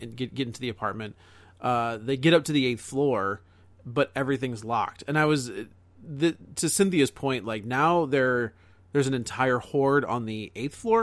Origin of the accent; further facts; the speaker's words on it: United States; as an American filmgoer